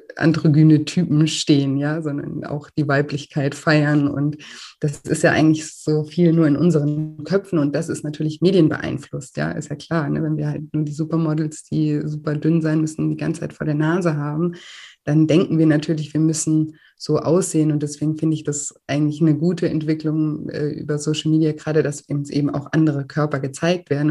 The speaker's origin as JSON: {"language": "German", "country": "Germany", "said": "bei uns in Deutschland"}